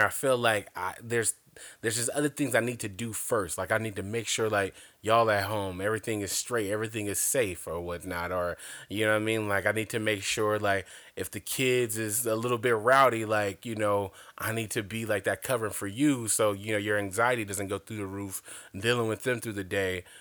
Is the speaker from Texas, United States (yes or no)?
no; Compton, California, United States; I grew up in L A, so all of L A, well, I grew up in Compton to be exact